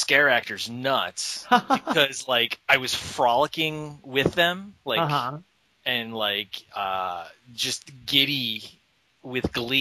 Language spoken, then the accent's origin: English; Philadelphia, Pennsylvania, United States; now in California, United States; I am actually from Philadelphia.